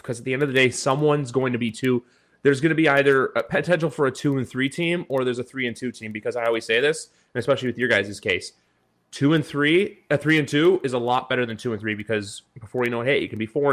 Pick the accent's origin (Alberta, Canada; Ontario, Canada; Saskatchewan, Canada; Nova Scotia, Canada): Ontario, Canada; Toronto; I'm from Toronto.